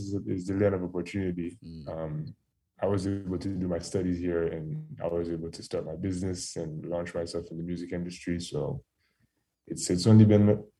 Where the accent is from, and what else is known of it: Haiti; born or raised there; accent: Caribbean; first language French; English is a second language; also born or lived in Providence / Queens, New York; now in New York, United States